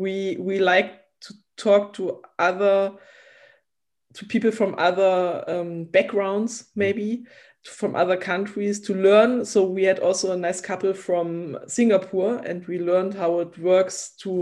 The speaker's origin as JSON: {"language": "English", "town": "Dessau", "region": "Saxony-Anhalt", "country": "Germany", "second_language": "English", "said": "we are from East Germany"}